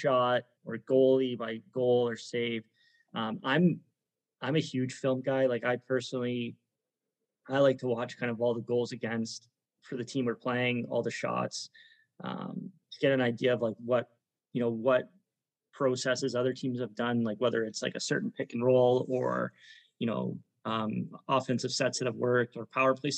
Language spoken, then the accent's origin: English; St. Catharines, Ontario, Canada; growing up in St. Catharines